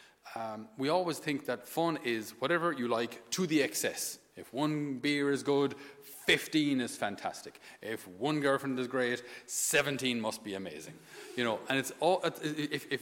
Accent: Thurles, Munster, Ireland; I'd come home from the seminary to Thurles, my hometown

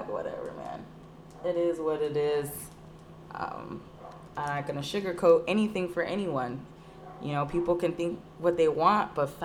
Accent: Whittier, California, United States; also born or lived in San Diego; You're fucking right. I'm not from fucking Pico. I'm from San Diego, and I moved to fucking Whittier and I grew up here for the most part.

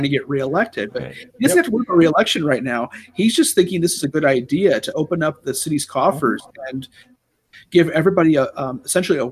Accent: Ohio, United States; accent: Ohio; my Ohio accent.

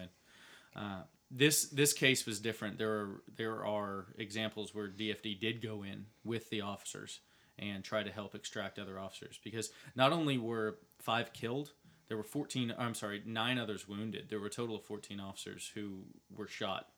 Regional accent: Dallas, Texas, United States; born and raised in Dallas

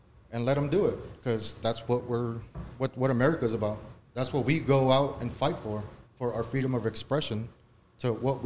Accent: Compton, California, United States; Born and raised in Compton myself

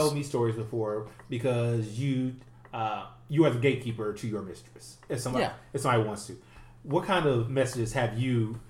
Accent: Indiana, United States; moved away; When I grew up in Indiana

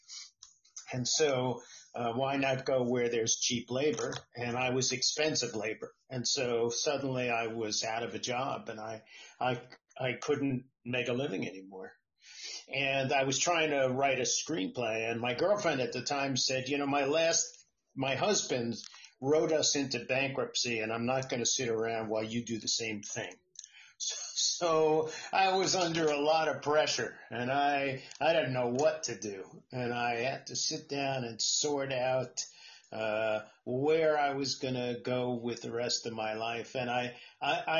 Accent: New Jersey, United States; also born or lived in New York; now in California, United States; I was born in New York. I grew up in New Jersey, and then I moved to California

